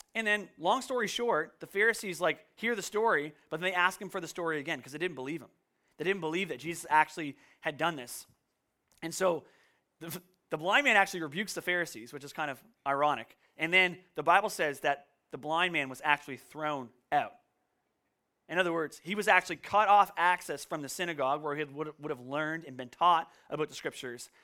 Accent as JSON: {"language": "English", "town": "Canso", "region": "Nova Scotia", "country": "Canada", "tie": "born or raised there", "also_born_or_lived": "Woods Harbour, Nova Scotia", "moved": "yes", "said": "where I grew up in Kanso, we, like, never really locked our doors"}